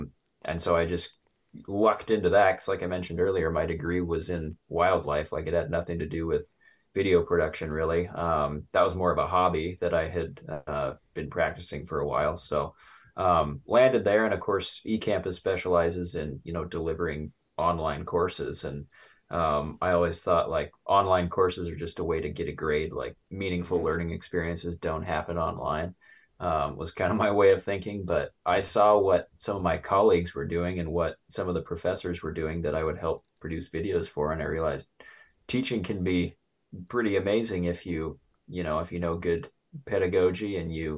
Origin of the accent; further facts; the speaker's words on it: Torrington, Wyoming, United States; Southeast near the town of Torrington. You know where that's at? Like right up against the Nebraska border, about an hour and a half north of Cheyenne, the capital.